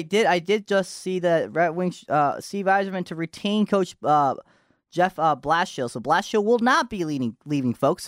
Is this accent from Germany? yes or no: no; Japan; moved away; I was born in Japan, so I was in Japan.